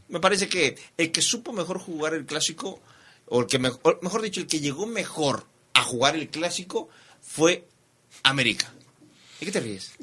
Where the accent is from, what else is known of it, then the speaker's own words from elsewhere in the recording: Mexico; como mexicano